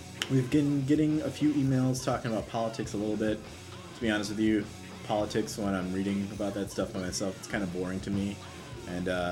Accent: United States; as an American

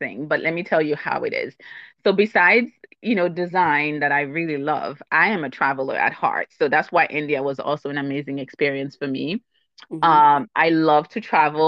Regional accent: Haiti; moved away; I'm from Haiti. I'm originally from Haiti

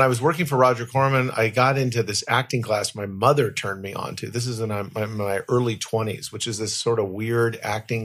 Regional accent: Los Angeles, California, United States; I was born and raised in Los Angeles.

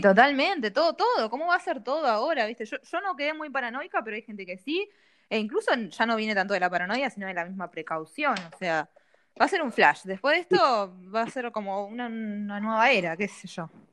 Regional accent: Bahía Blanca, Buenos Aires Province, Argentina; yo sigo acá en Bahía

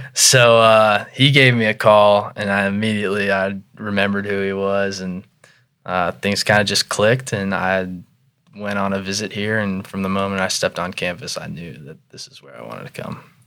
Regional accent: Irvine, California, United States; moved away; also born or lived in Jacksonville, North Carolina; I'm actually from Southern California

